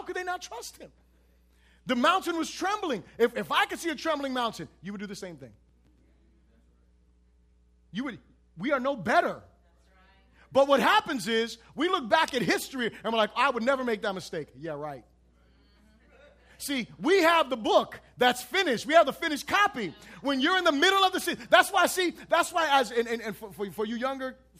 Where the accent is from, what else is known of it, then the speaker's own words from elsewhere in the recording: United States; I'm an American